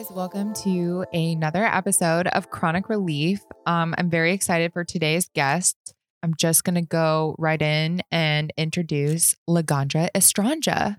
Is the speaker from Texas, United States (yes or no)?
no; Las Vegas, Nevada, United States; growing up in Vegas